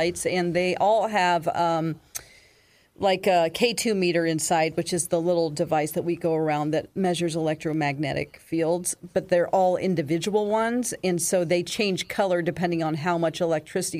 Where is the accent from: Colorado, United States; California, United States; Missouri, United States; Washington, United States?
Missouri, United States; near Battlefield; Battlefield, Missouri. There was a big battle in the Civil War there. That's by my hometown